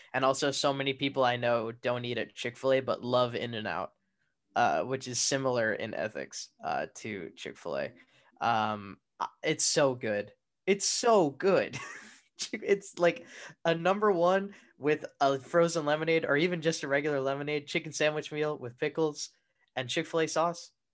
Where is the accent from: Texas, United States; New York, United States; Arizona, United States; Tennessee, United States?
Arizona, United States; I'm from the Southwest.